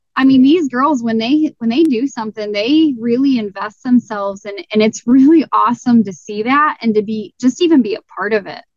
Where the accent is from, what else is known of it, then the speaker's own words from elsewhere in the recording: Southeast Michigan, United States; I am from Southern Michigan, Southeast Michigan